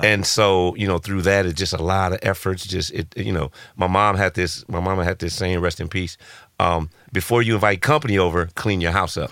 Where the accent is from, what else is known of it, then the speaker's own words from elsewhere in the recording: Los Angeles, California, United States; born and raised in South Central Los Angeles